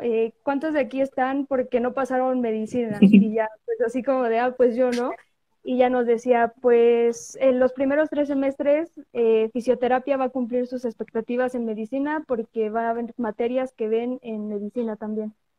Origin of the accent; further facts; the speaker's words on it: a municipality of Puebla state, Mexico; yo soy foránea, o sea, no soy de Puebla capital, soy de, de un municipio del estado de Puebla.